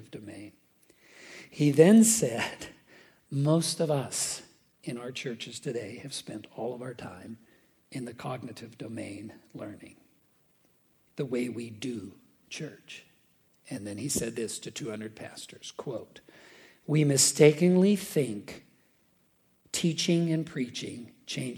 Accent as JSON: {"language": "English", "town": "Pittsburgh", "region": "Pennsylvania", "country": "United States", "tie": "born or raised there", "moved": "yes", "lives_now": "DeKalb, United States", "said": "I grew up in Western Pennsylvania, in Pittsburgh."}